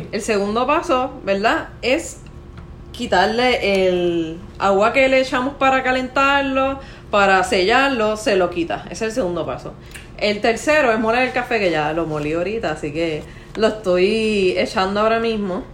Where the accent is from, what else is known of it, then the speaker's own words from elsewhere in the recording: Caguas, Puerto Rico; accent: Puerto Rican; Yo soy de Cagua